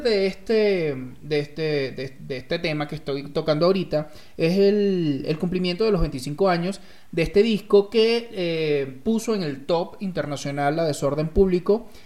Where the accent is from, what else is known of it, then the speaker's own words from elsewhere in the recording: Venezuela; now in Mexico; yo soy de, Venezuela, de, uno, de un estado bastante